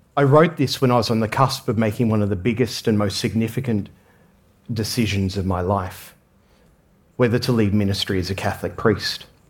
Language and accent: English; Australia; I grew up in Australia